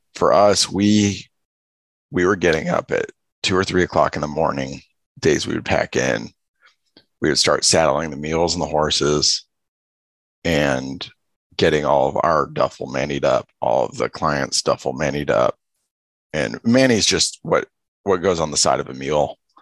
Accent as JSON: {"language": "English", "town": "Los Angeles", "region": "California", "country": "United States", "tie": "born or raised there", "said": "I grew up in Los Angeles"}